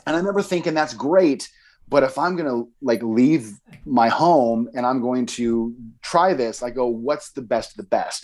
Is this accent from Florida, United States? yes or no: no; Boise, Idaho, United States; I grew up in Boise